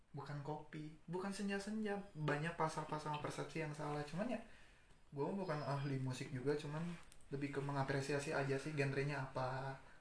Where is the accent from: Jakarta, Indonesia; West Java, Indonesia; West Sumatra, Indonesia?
West Sumatra, Indonesia; Padang; gue kan dari Padang